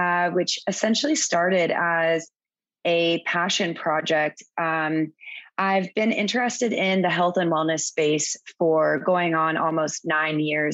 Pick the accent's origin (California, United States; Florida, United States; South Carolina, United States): Florida, United States; moved away as an adult; also born or lived in Virgin Islands; now in Cayman Islands; I'm originally from Florida, but I moved to the Caribbean a little over eight years ago after I graduated from college.